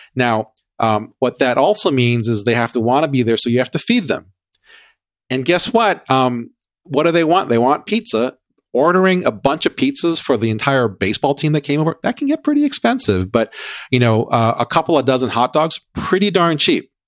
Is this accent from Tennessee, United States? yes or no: no; Hawaii, United States; growing up in Hawaii